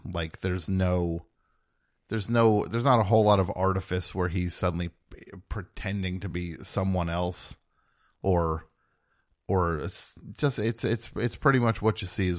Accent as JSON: {"language": "English", "region": "New Jersey", "country": "United States", "said": "I'm from New Jersey."}